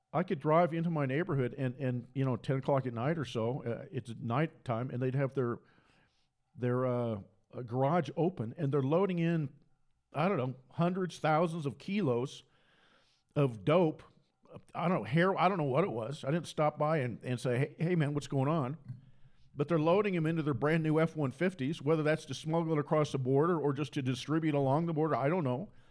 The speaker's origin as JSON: {"language": "English", "town": "Port Orchard", "region": "Washington", "country": "United States", "tie": "born or raised there", "also_born_or_lived": "Seattle, Washington / Matamoros, Mexico", "moved": "as an adult", "said": "I was born in Seattle, and I, I got my undergraduate degree in Seattle, University of Washington, and I grew up west of Seattle"}